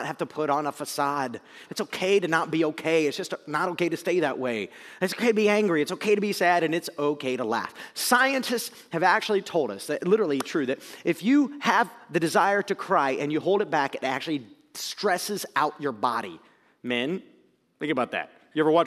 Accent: Akron, Ohio, United States; also born or lived in Zanesville, Ohio; I'm born in Zanesville, Ohio, raised in Northeast Ohio, around this little town called Akron

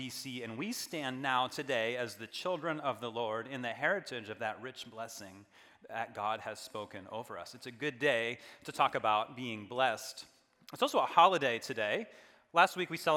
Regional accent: United States

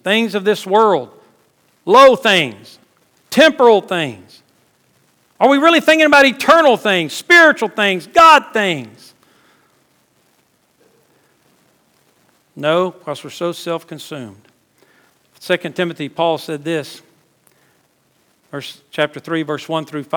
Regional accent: South Louisiana, United States; moved away as an adult; now in South Georgia, United States; We weren't raised in Cajun country, but we were raised in South Louisiana

